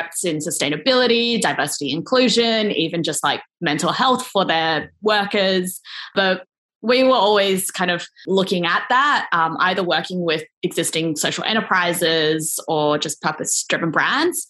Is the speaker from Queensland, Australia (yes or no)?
no; Sydney, New South Wales, Australia; moved away as an adult; I am back in Sydney, Australia, like my hometown, actually back at my parents' place right now